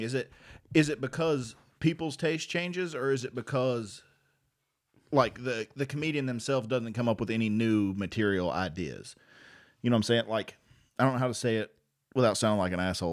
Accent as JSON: {"language": "English", "region": "Virginia", "country": "United States", "said": "we're from Virginia"}